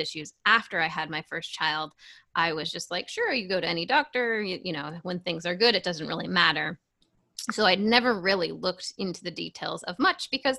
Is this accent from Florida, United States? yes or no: no; New Hampshire, United States; I grew up in New Hampshire, live free or die state.